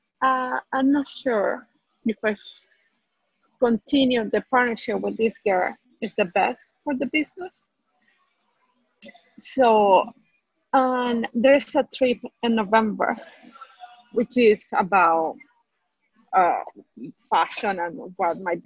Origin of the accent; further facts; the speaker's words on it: Venezuela; I'm from Venezuela.